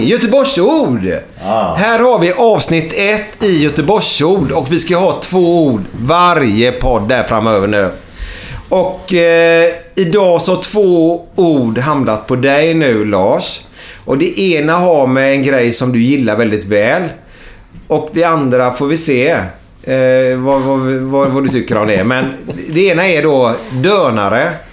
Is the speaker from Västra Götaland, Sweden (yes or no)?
yes; Gothenburg, Västra Götaland, Sweden; Jag är uppvuxen i Frölunda